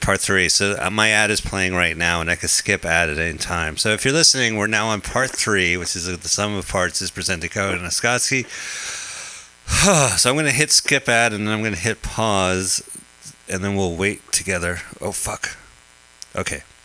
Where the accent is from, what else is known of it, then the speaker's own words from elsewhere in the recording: New Jersey, United States; we're both from New Jersey